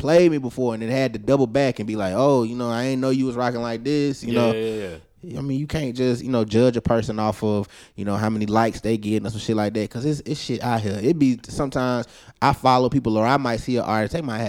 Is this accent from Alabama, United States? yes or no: yes; Alabama, United States; Like, I just knew I was from New York, bro. A little Alabama boy, but.